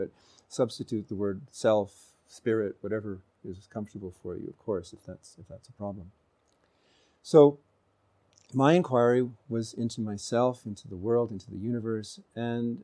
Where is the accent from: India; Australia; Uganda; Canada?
Canada; in the West, where I grew up in Canada.